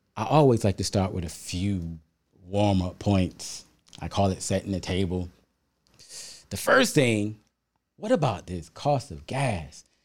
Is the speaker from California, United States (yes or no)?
no; South Carolina, United States; When I was a young boy growing up in the South